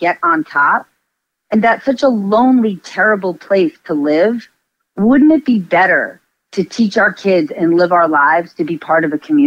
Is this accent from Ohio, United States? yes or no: no; northern New Jersey, United States; I grew up in northern New Jersey